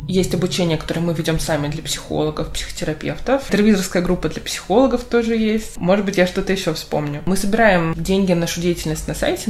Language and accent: Russian; Yekaterinburg, Sverdlovsk Oblast, Russia; Я родилась в Екатеринбурге